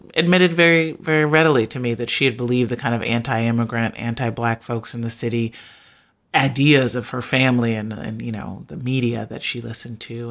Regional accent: Chicago, Illinois, United States; growing up on the south side of Chicago

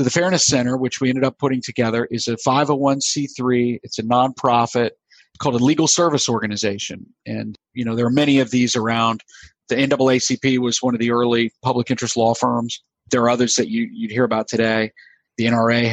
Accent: United States; also born or lived in South Carolina / Florida; now in Pennsylvania, United States; I grew up in South Carolina and Florida

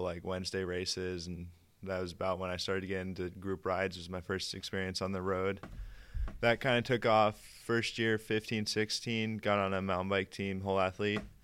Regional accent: Durango, Colorado, United States; I'm seventeen, from Durango, Colorado.

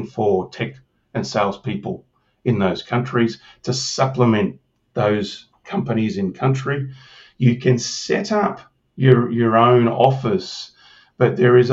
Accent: Broken Hill, New South Wales, Australia; I'm from Broken Hill in you know, the desert.

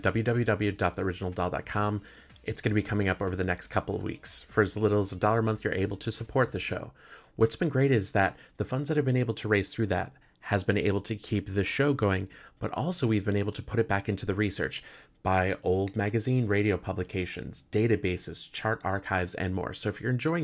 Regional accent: Chicago, Illinois, United States; I was born in Chicago

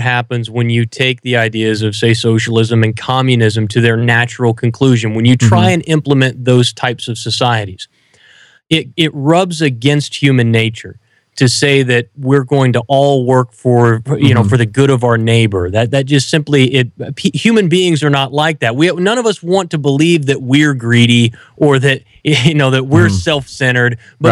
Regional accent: Southwest Kansas, United States; I grew up in Southwest Kansas on a farm

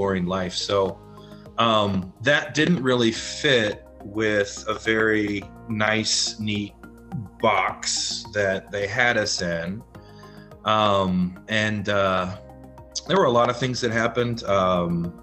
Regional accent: the Bible Belt, United States; growing up in the Bible Belt

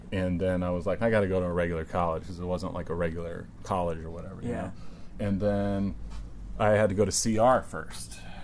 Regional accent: Virginia, United States; moved away; also born or lived in Arcata, California; I grew up in a small town, Virginia.

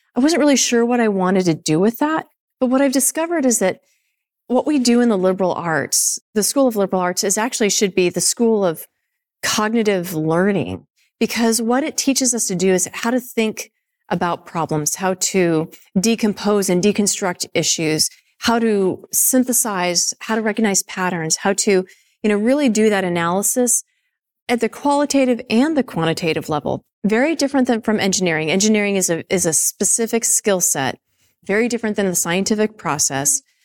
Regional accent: Nevada, Colorado, United States; moved away as an adult; also born or lived in Indiana; I was growing up in Nevada and then Colorado.

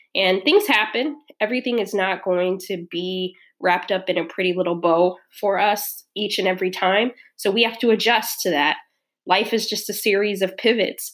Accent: Southern California, United States; moved away; also born or lived in Midwest; I'm from Southern California and um, grew up there and then the second part of my life, uh, grew up in the Midwest

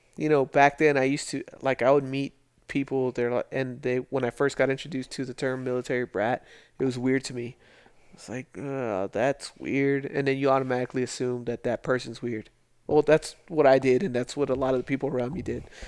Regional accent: El Paso, Texas, United States; moved away as an adult; I grew up in Socorro in the lower valley in El Paso

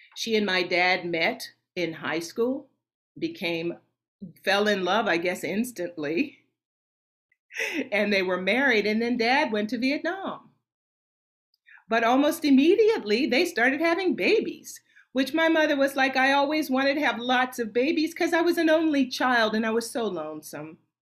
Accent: Nashville, Tennessee, United States; Was born and raised in Nashville, Tennessee

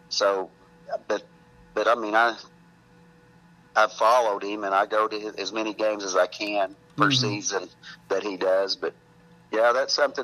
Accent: Ada, Oklahoma, United States; also born or lived in Velma, Oklahoma; Growing up, I grew up in Ada, Oklahoma, and went to Ada High School

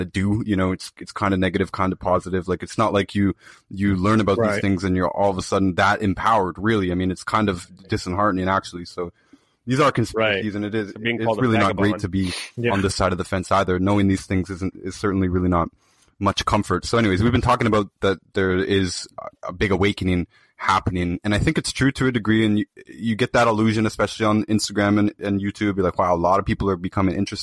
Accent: Toronto, Ontario, Canada; I'm from Toronto

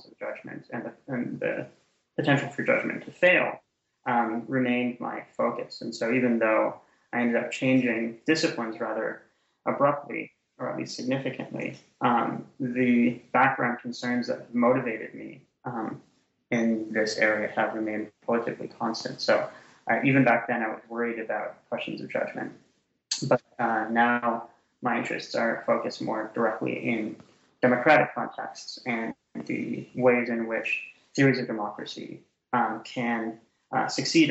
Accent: Canada; moved away as an adult; also born or lived in Ottawa, Ontario; I'm Canadian originally

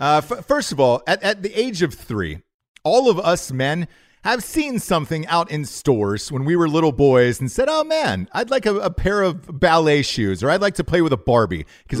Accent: Georgia, United States; accent: Southern; Look, Graham, I'm one of you. I'm from the South. I know sound like it. It took years and years to get rid of this accent so I could star in movies. I had to get rid of the Southern accent, but I grew up my entire life in Georgia.

